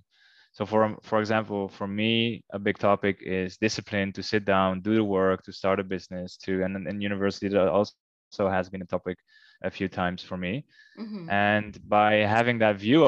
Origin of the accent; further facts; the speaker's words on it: Netherlands; moved away as an adult; now in Curaçao; my home country, the Netherlands.